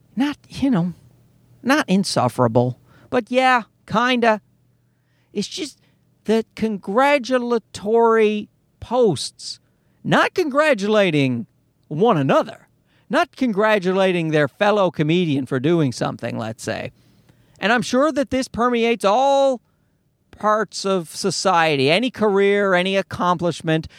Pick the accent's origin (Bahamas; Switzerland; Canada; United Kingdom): Canada; Newfoundland and Labrador; I grew up in Newfoundland, and Newfoundland's an East Coast part of Canada